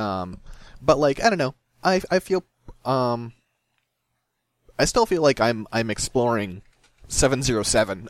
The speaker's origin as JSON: {"language": "English", "region": "Midwest", "country": "United States", "said": "I'm from the Midwest"}